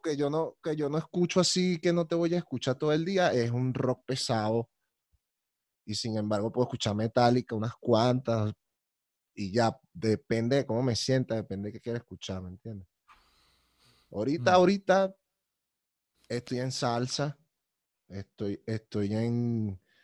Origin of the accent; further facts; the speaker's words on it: Caracas, Capital District, Venezuela; yo soy muy caraqueño también